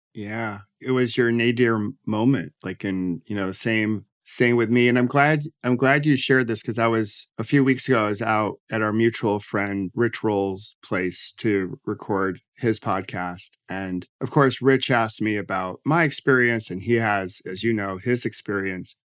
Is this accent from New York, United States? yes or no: yes; Rochester, New York, United States; also born or lived in Washington, D.C.; now in New Jersey, United States; I grew up in Rochester, New York, and then, uh, ended up in D C